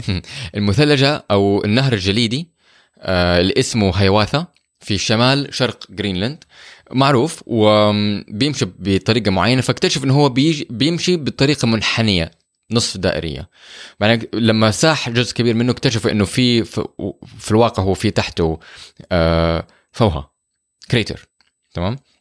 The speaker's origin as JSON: {"language": "Arabic", "country": "Saudi Arabia", "said": "احنا عندنا في السعوديه"}